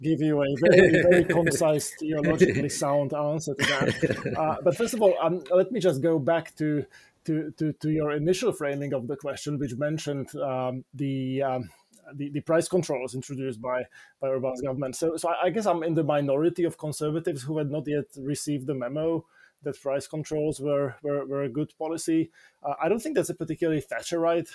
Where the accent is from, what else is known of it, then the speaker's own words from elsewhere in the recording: Slovakia; My experience from my home country of Slovakia in the 1990s